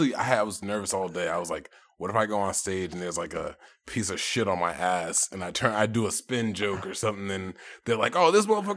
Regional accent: Cambridge, Massachusetts, United States; I'm from Cambridge.

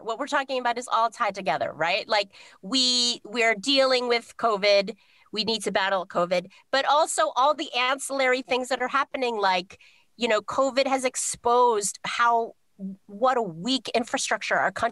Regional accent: United States; I'm American

